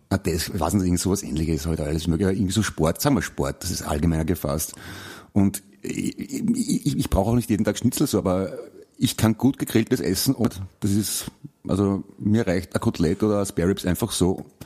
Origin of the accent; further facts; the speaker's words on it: Vienna, Austria; mich als Wiener hinstellst, der ich ja bin und stolzer Wiener obendrein auch noch